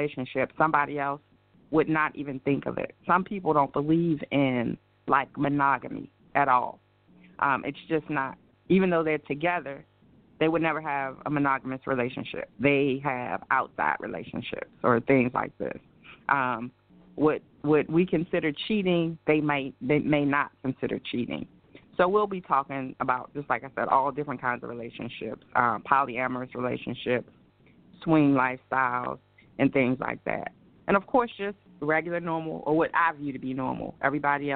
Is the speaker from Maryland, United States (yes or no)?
yes; Baltimore, Maryland, United States; moved away as an adult; I am originally from Baltimore, Maryland